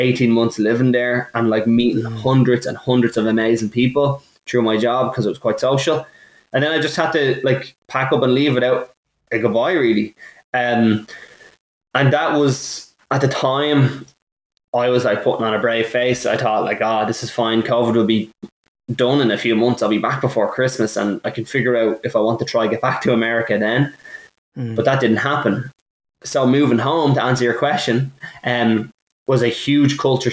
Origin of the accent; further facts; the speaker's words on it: Ireland; moved away as an adult; also born or lived in Milwaukee, United States / Chicago, United States; As an Irish person